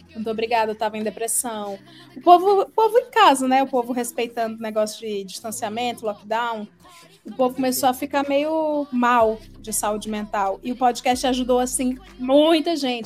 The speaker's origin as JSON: {"language": "Portuguese", "region": "Ceará", "country": "Brazil", "moved": "as an adult", "lives_now": "São Paulo, Brazil", "said": "eu tenho 35 anos, eu sou do Ceará"}